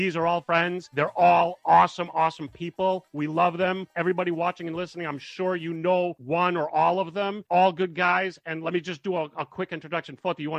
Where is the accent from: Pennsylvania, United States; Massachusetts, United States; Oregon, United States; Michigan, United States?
Massachusetts, United States; Boston; being in Boston, growing up in Boston